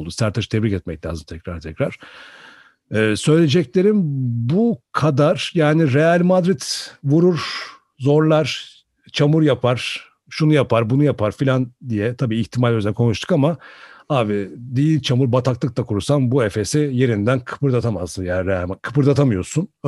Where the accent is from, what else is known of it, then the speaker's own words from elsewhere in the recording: Turkey; bir Türkiye'li olarak baktığın zaman da e, hoşuna giden bir e, eseri sahneye koyuyorlar açıkçası.